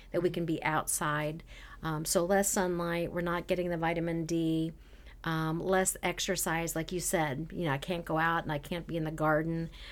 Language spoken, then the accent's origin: English; Canada; moved away; I'm originally from Canada